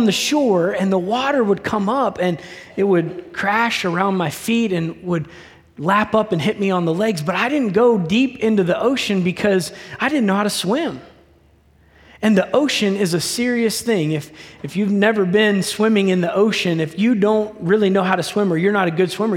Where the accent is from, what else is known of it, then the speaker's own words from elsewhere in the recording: Delaware, United States; I grew up in the state of Delaware.